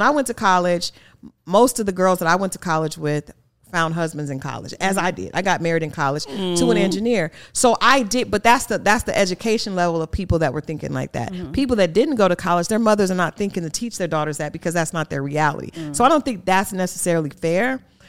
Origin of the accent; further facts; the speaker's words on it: the North, United States; because I'm from the North, so I was like, these Southern girls are ridiculous.